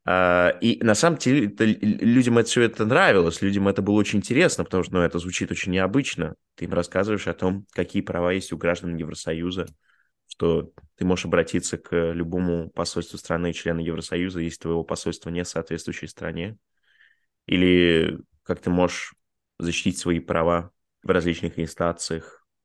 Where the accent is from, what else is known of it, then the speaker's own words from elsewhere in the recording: Bulgaria; born there; also born or lived in Russia; я родился в Болгарии, у меня два гражданства, у меня российское и болгарское гражданство.